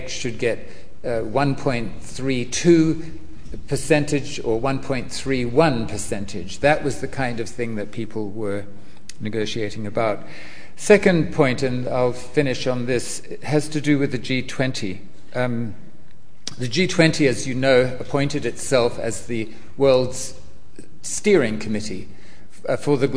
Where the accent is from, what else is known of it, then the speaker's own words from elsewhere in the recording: New Zealand; I'm from New Zealand